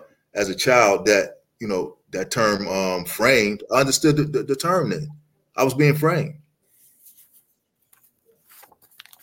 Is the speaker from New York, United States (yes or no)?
yes; Uniondale, New York, United States; I'm from Long Island, New York, Uniondale, where we had two pro teams, the New York Nets and New York Islanders